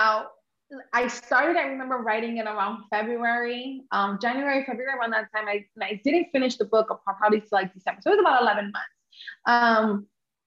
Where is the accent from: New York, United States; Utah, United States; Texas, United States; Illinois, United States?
New York, United States; first language English; I'm Honduran American, and I grew up in New York